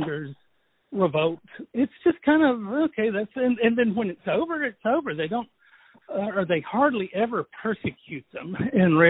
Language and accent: English; Deep South, United States; I'm from the South, the deep South, and I've heard people talking like